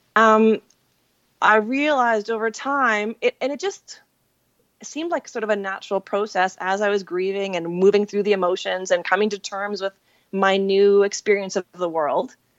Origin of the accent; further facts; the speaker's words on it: Saskatchewan, Canada; moved away; I grew up in Saskatchewan.